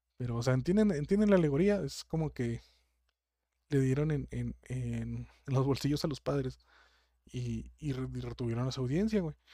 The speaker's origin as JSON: {"language": "Spanish", "country": "Mexico", "said": "yo soy de México, y creo que las gentes que me está escuchando son muchas de mi ciudad"}